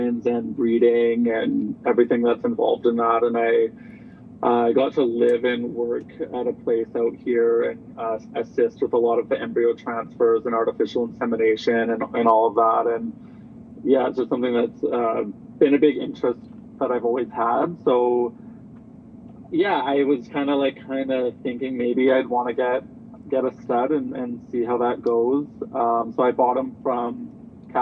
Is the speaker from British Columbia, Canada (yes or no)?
yes; Chilliwack, British Columbia, Canada; I grew up in Chilliwack